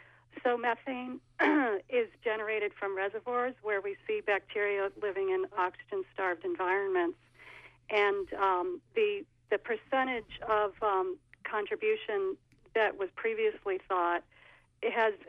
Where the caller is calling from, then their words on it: Franklin, Maine, United States; This is …. I'm calling from Franklin